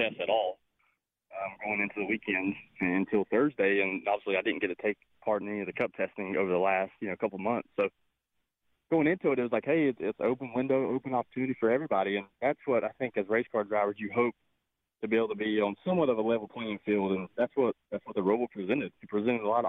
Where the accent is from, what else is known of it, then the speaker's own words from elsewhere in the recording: Charlotte, North Carolina, United States; my hometown at Charlotte